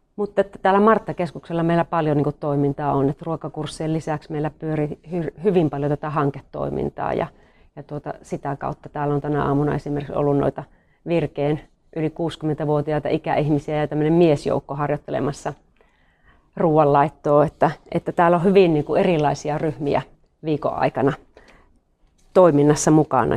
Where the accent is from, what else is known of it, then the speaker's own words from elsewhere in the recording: North Karelia, Finland; Me ollaan niinku molemmat tämmöisiä peruspohjoiskarjalaisia